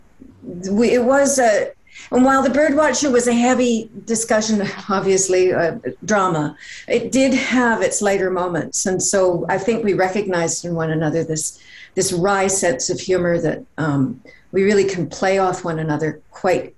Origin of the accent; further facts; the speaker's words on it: Canada; we're both Canadian